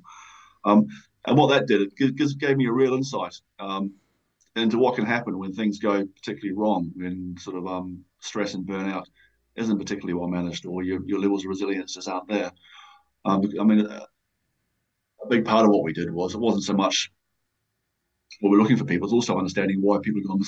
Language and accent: English; New Zealand; moved away as an adult; now in United Kingdom; I came to the UK from New Zealand when I was 24. So I came out, as most young Kiwis